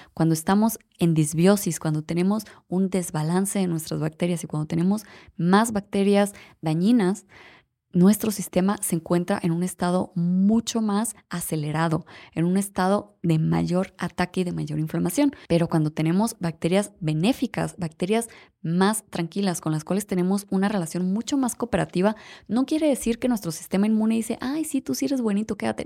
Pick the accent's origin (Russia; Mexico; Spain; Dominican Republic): Mexico; nosotros como mexicanos